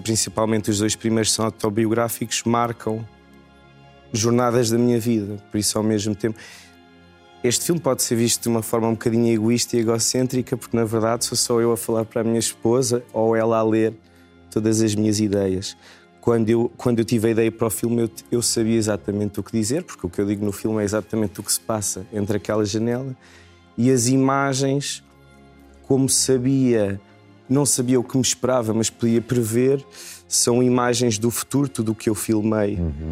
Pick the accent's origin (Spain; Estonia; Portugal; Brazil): Portugal; moved away as an adult; now in Tasmania, Australia